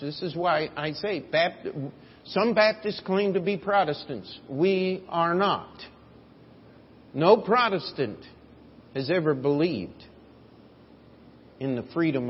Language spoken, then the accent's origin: English; United States; as Americans